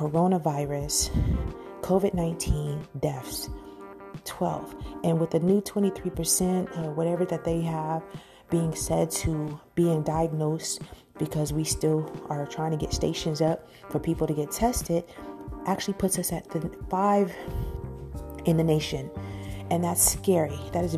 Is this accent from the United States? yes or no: yes; New York, United States; now in Georgia, United States; New York, stand up. I love y'all. It's my hometown.